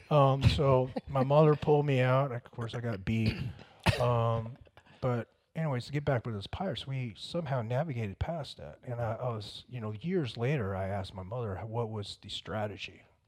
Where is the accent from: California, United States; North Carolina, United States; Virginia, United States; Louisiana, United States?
North Carolina, United States; Fayetteville; also born or lived in Vietnam; I was raised around Fayetteville